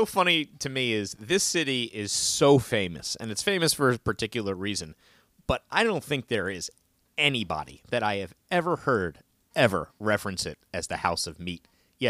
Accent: Chevy Chase, Maryland, United States; I grew up in Chevy Chase, Maryland.

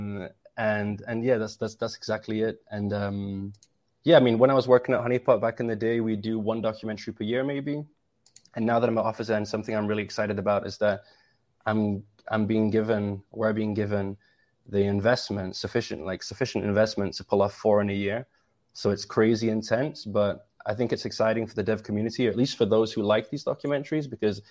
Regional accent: England, United Kingdom; I'm English

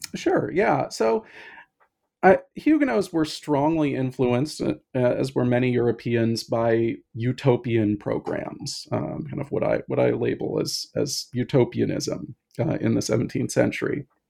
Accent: Pacific Northwest, United States; now in Boston, United States; I'm originally from the Pacific Northwest

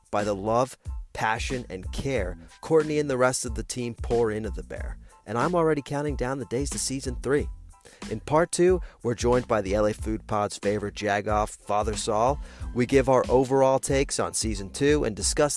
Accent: Italy; moved away; I grew up in Italy

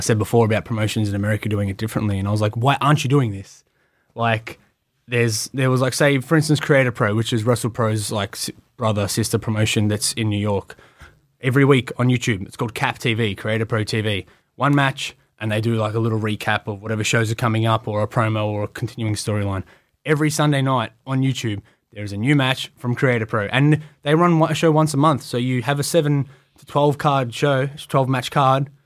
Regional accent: Australia; I'm from Australia.

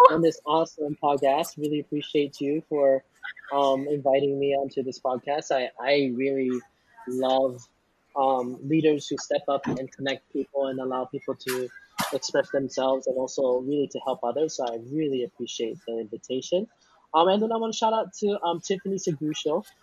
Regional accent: Philippines; the favorite thing about being Filipino

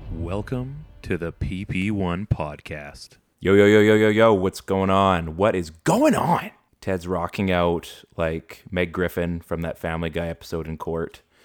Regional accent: Canada; I've grown up, you know, we've we've grown up in Canada

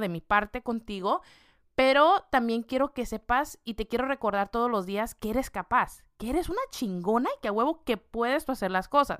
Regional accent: Mexico; con la comida que yo estoy acostumbrada, siendo mexicana

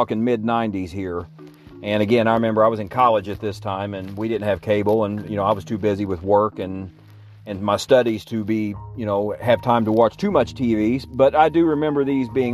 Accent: Illinois, United States; my home state of Illinois

